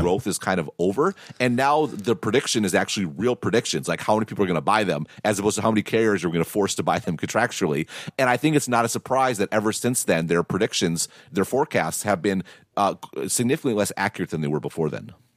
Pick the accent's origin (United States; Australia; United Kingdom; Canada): United States; Midwest; I grew up in the Midwest